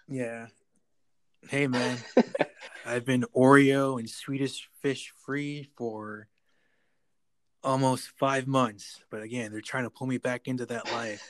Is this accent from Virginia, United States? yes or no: no; Buffalo, New York, United States; now in Texas, United States; Buffalo, New York, my hometown